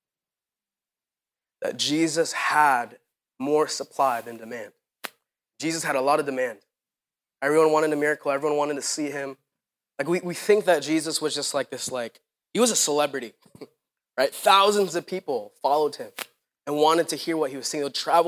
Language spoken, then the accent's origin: English; Philippines; now in United States; I grew up in the Philippines